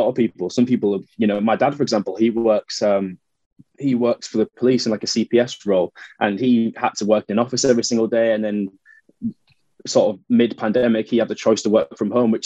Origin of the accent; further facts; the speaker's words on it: Hull, Yorkshire and the Humber, United Kingdom; moved away as an adult; also born or lived in Leeds / London; I'm a northerner, I'm born and bred in Hull, and then lived in Leeds for a few years